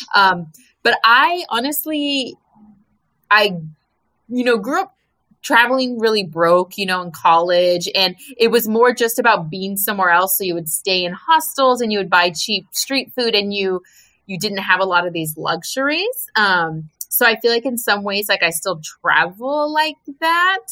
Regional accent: United States; we're American

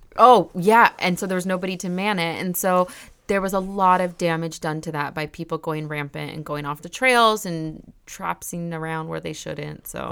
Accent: Riverside, California, United States; I'm from Riverside

